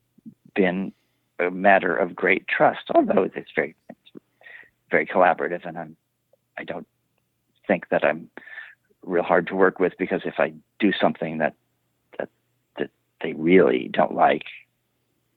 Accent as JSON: {"language": "English", "region": "Illinois", "country": "United States", "tie": "born or raised there", "also_born_or_lived": "Brooklyn Heights, New York", "moved": "yes", "lives_now": "Brooklyn, United States", "said": "I grew up in Illinois"}